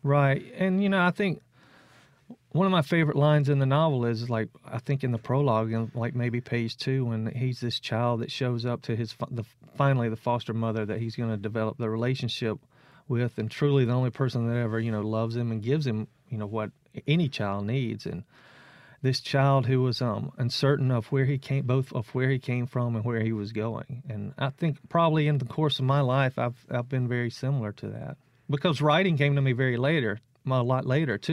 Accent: South Mississippi, United States; I'm from South Mississippi

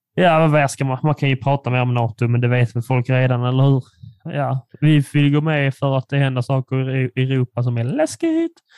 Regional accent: Furulund, Skåne, Sweden; den lilla killen jag växte upp med i Furulund

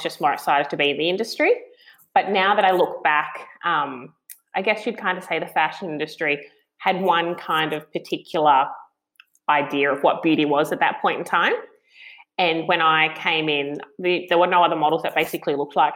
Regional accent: Tweed Heads, New South Wales, Australia; I grew up in Tweed Heads, so the border of Queensland and New South Wales

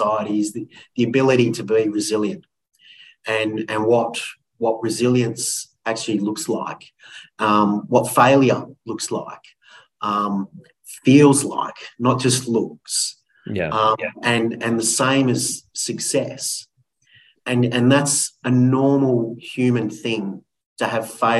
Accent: Sutherland Shire, New South Wales, Australia; I grew up in the Sutherland Shire, or the Shire.

